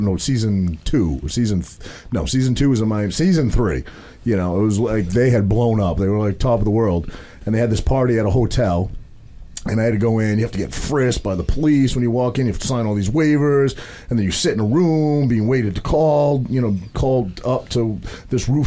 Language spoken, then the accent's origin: English; Maine, United States; I'm a kid from a very small town in Maine. I grew up, there was 800 people in my hometown in Maine